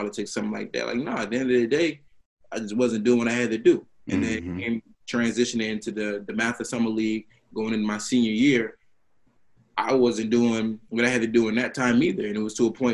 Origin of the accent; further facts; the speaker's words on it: Washington, District of Columbia, United States; also born or lived in Philadelphia; I grew up in Northeast D.C.